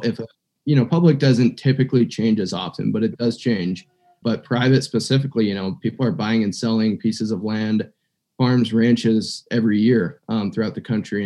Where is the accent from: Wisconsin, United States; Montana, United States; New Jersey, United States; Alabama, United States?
Montana, United States; eastern; also born or lived in Missoula, Montana; I was uh, born and raised in Montana. So, I'm a Montana native, um, haven't left the state and I grew up on the eastern side of Montana